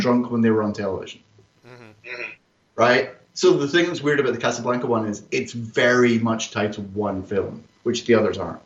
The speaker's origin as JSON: {"language": "English", "town": "Greenock", "region": "Scotland", "country": "United Kingdom", "said": "it's in Greenock. It's where I come from"}